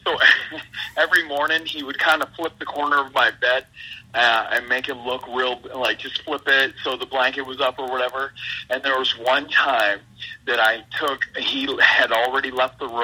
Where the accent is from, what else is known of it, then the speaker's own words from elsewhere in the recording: Nova Scotia, Canada; that's the East Coast where I'm from